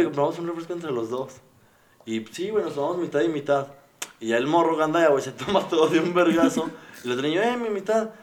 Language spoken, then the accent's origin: Spanish; Mexico City, Mexico; Yo soy del DF